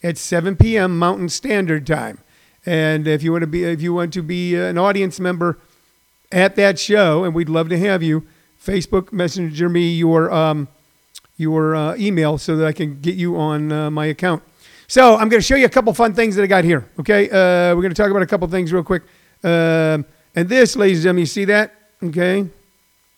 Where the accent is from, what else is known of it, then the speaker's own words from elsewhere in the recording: Midwest, United States; when I was a kid growing up in the Midwest.